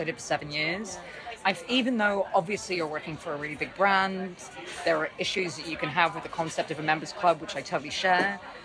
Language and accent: English; London, United Kingdom; I'm from London